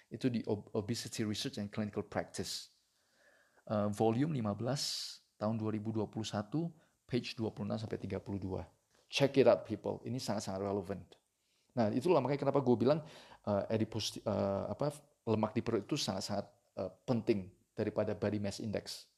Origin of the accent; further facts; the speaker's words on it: Indonesia; kita orang Indonesia